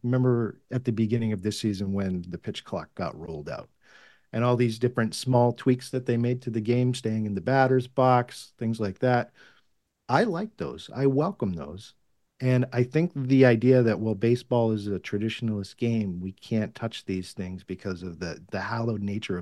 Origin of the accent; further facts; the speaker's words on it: Massachusetts, United States; I grew up in Massachusetts